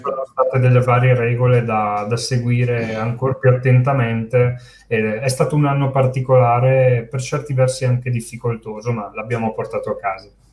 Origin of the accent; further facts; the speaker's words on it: Brescia, Lombardy, Italy; io sono di Brescia